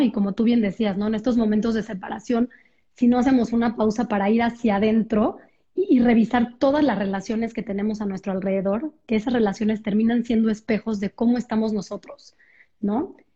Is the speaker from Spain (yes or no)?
no; Mexico; soy de México